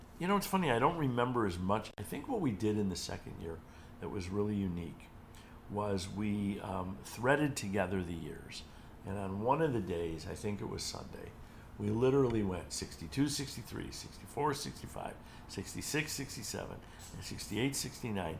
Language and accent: English; Cleveland, Ohio, United States; Cleveland's my hometown, and I'd been doing events there forever